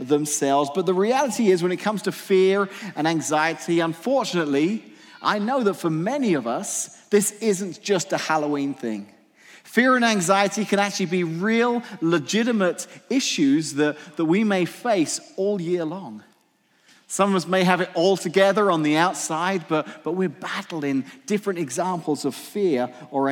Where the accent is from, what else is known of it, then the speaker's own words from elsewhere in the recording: England, United Kingdom; moved away; I grew up in England, so when I was a teenager in England